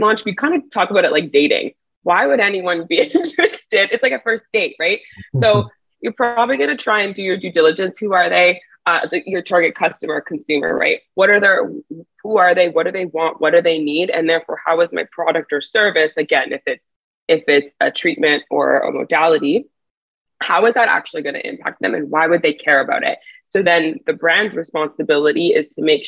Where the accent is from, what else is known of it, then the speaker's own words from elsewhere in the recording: Montreal, Quebec, Canada; also born or lived in Miami / New York; now in Toronto, Canada; So I'm from Montreal originally. Now I'm based in Toronto.